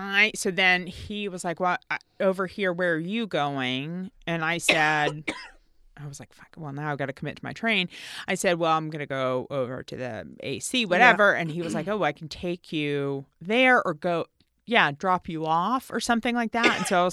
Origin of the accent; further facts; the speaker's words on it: Tennessee, United States; I'm from Tennessee.